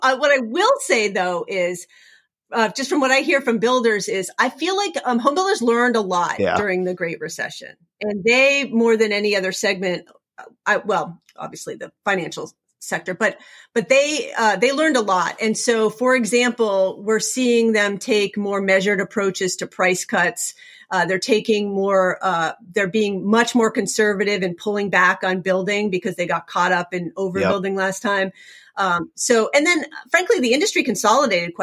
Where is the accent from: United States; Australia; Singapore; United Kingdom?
United States; Vermont; I grew up in Vermont